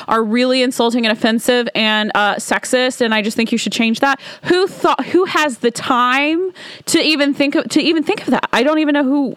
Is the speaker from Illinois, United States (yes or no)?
no; Alabama, United States; now in Washington, D.C., United States; my hometown, y'all, is it's a small town in Alabama